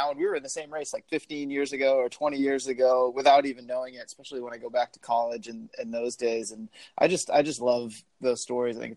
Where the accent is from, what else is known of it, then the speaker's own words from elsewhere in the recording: Auburn, Massachusetts, United States; Auburn, yes, that's okay. where I grew up.